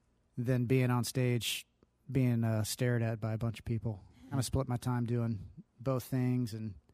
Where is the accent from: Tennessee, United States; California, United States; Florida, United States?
Tennessee, United States; Cookeville; I'm from Cookeville, Tennessee. It's about 80 miles east of Nashville.